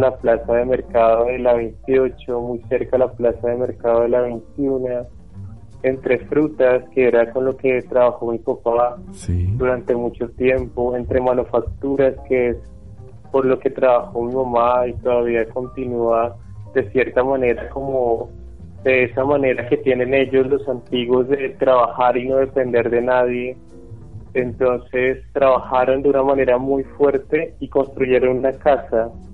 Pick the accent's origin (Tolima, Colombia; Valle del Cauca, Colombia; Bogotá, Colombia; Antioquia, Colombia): Tolima, Colombia; Ibagué; Yo nací, bueno, aquí en Ibagué y me crié en una casa